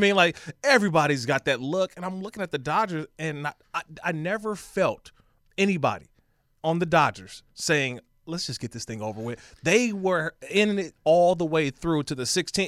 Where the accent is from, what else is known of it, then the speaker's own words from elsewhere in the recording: Bay Area, California, United States; now in Los Angeles, United States; I'm born and raised in the Bay Area